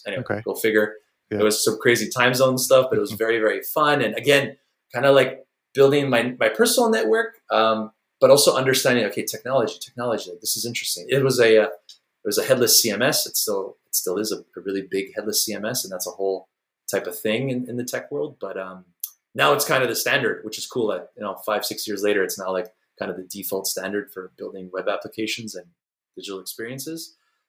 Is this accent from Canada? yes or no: yes; Montreal, Quebec, Canada; I'm from Montreal, by the way, up in Canada